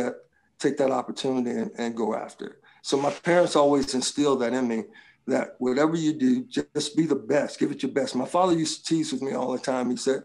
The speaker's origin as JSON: {"language": "English", "town": "Little Rock", "region": "Arkansas", "country": "United States", "lives_now": "California, United States", "said": "when we were growing up in my family, I came from Little Rock, Arkansas, from the South. And, you know, things were a little bit different there."}